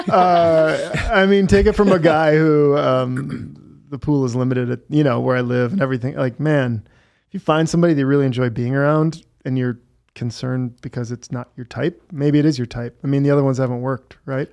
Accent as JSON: {"language": "English", "region": "Wisconsin", "country": "United States", "tie": "born or raised there", "also_born_or_lived": "California", "moved": "yes", "said": "I grew up in Wisconsin"}